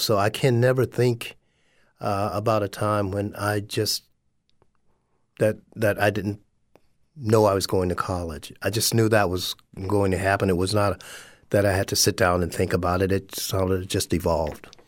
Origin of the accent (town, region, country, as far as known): West Palm Beach, Florida, United States; born or raised there; moved away as an adult; also born or lived in Sanford, Florida / Minnesota / Pennsylvania